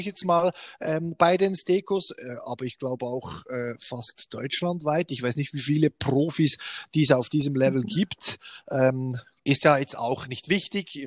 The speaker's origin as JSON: {"language": "German", "country": "Switzerland", "also_born_or_lived": "Bern", "said": "bei uns in der Schweiz"}